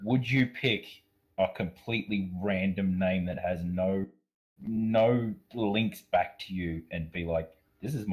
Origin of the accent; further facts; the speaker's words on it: Queensland, Australia; I am also Australian